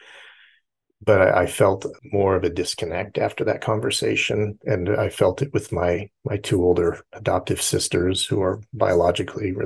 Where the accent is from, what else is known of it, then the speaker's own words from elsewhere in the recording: near San Diego, California, United States; moved away; I was raised near San Diego and lived 37 years in California